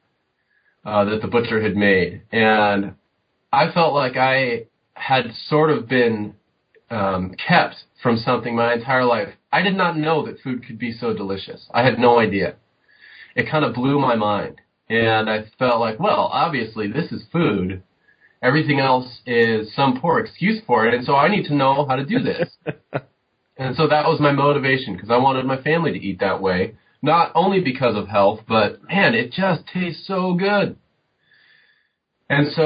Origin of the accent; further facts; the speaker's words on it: Southern California, United States; moved away; I grew up in Southern California, typical suburban